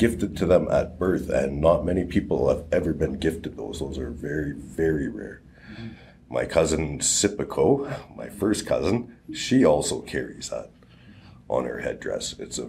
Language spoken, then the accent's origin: English; Vancouver, British Columbia, Canada; also born or lived in Alberta; So I was raised out in Vancouver and Alberta and all over, and I came back here.